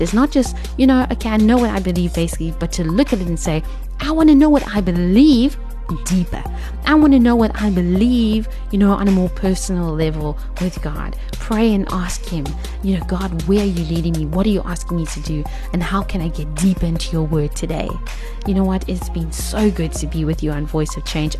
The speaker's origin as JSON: {"language": "English", "country": "South Africa", "said": "as South African women"}